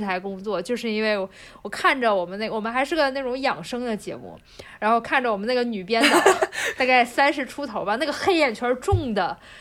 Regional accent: China; 这在我们中国人来看来，这都是不可能的事情

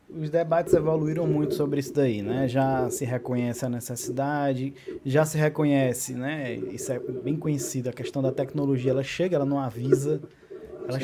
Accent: Acopiara, Ceará, Brazil; also born or lived in Iguatu; now in Fortaleza, Brazil; Não só sou cearense, como sou cearense do interior do Ceará. Nasci em Iguatu e morei parte da minha vida em Acopiara, 16 anos até, vim morar em Fortaleza, onde eu resido atualmente.

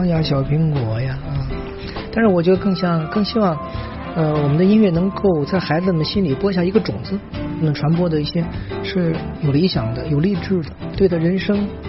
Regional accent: China; 我们中国人要每一个中国的孩子都应该了解自己的中国，我们中国人，我们的根在哪儿？

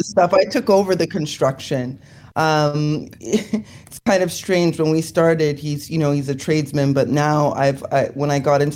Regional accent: Toronto, Ontario, Canada; I'm in Toronto, Canada. I was born and raised here

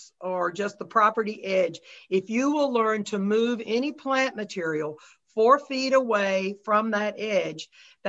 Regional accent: North Carolina, United States; now in Grosse Pointe, United States; I grew up in North Carolina and I still have all my family down there

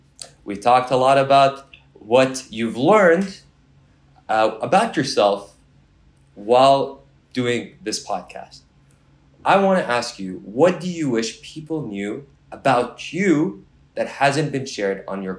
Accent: Kuwait; now in Canada; Moved to Kuwait and settled there. And from there, that was my upbringing. I was born in Kuwait.

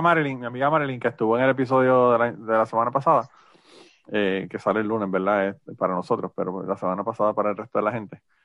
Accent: Utuado, Puerto Rico; mi pueblo de Utuado

